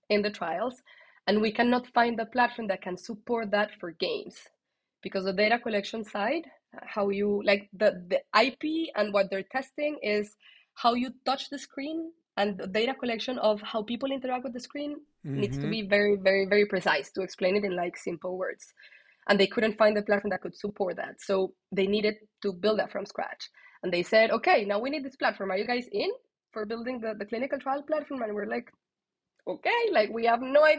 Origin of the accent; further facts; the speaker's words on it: Colombia; that's my Colombian side